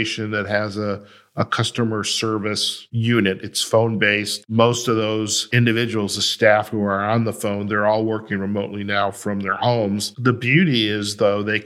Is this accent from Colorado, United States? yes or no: no; Detroit, Michigan, United States; I'm from Detroit